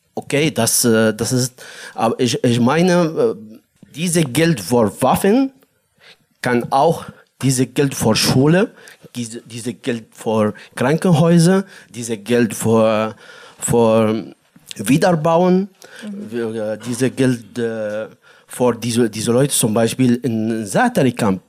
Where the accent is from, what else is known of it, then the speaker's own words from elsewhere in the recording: Daraa, Daraa Governorate, Syria; German is a second language; moved away as an adult; also born or lived in Jordan; now in Berlin, Germany; Ich komme aus äh, Syrien, aus äh, Daraa, am Grenze zwischen Syrien und Jordanien.